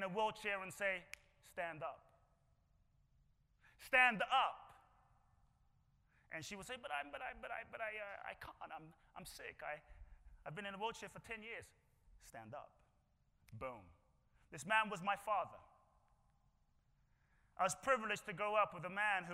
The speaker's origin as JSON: {"language": "English", "region": "London", "country": "United Kingdom", "tie": "born or raised there", "moved": "yes", "lives_now": "United States", "said": "I grew up in London."}